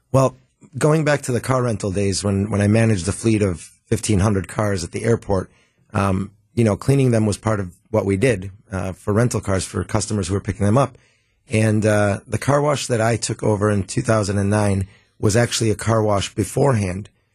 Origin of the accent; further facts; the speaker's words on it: Milwaukee, Wisconsin, United States; born and raised in Milwaukee.